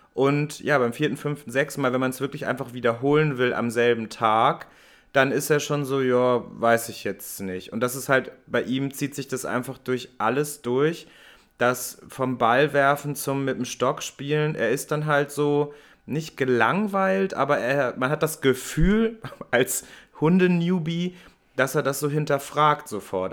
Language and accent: German; Hamburg, Germany; ich bin ja Hamburger